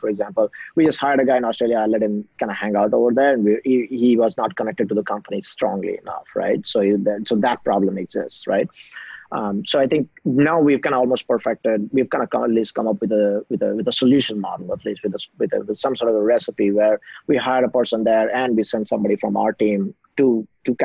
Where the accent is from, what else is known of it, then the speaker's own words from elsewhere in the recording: India; moved away as an adult; also born or lived in BYU, Utah, United States; I'm originally from India